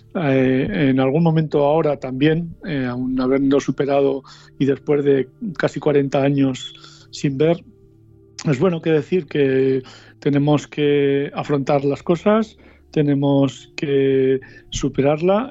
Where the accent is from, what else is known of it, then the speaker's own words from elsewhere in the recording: Soria, Castile and León, Spain; now in Madrid, Spain; en el que yo me movía en mi pueblo de Soria